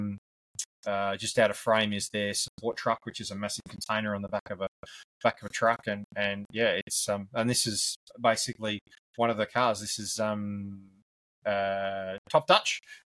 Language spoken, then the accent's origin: English; Victoria, Australia; Victoria, my home state.